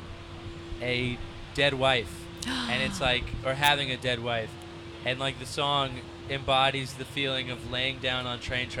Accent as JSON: {"language": "English", "area": "Orange County", "region": "California", "country": "United States", "tie": "born or raised there", "said": "Orange County"}